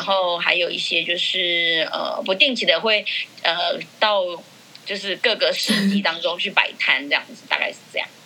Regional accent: Burma Street, New Taipei, Taiwan; 因为我从小在缅甸街上长大

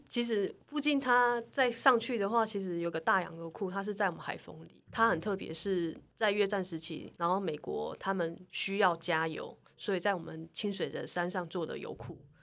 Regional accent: Qingshui, Taichung, Taiwan; 我们小时候是在那边爬树长大的

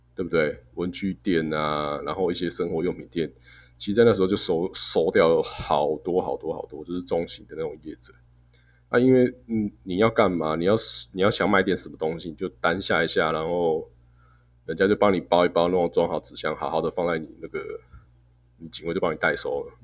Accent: Taiwan; 我们台湾人不要，把自己看得太先进

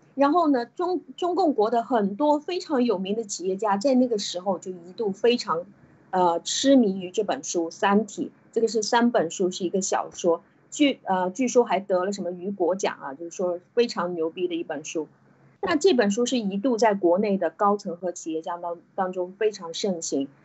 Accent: China; 我们中国人

